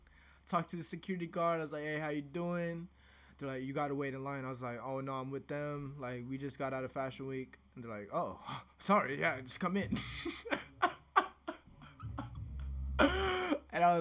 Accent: United States; we're American

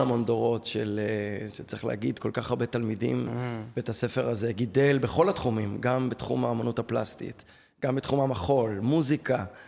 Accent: Tel Aviv, Tel Aviv District, Israel; גדלתי בתל אביב, אני יליד תל אביב

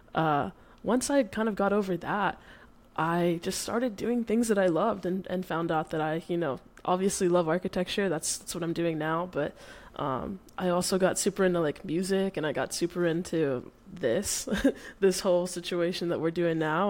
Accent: Dallas, Texas, United States; moved away as an adult; now in Oregon, United States; I'm born and raised in Dallas. Uh, I had never really left uh, up until literally, I guess, three weeks ago

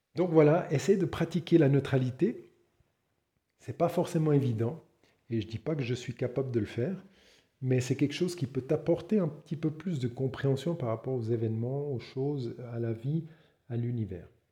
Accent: Switzerland; je suis suisse

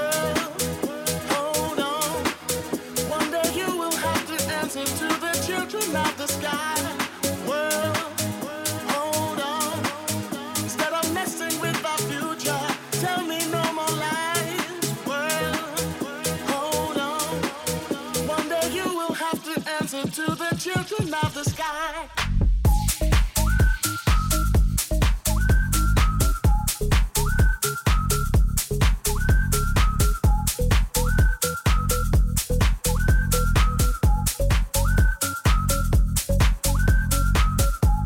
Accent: Ireland; we're Irish

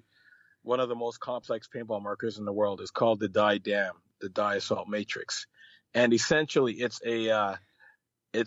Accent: Canada; I mostly play in the States and Canada, as I am Canadian

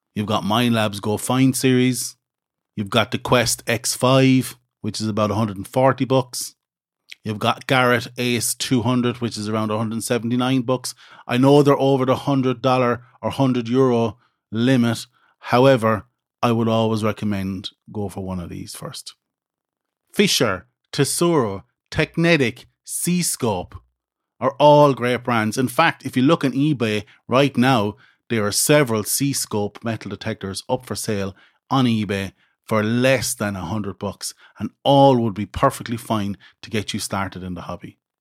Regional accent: Midlands, Ireland; where I grew up in the Midlands in Ireland

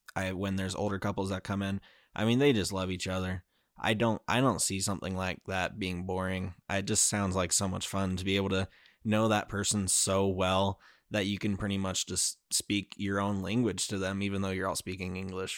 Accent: Utah, United States; I grew up in Utah

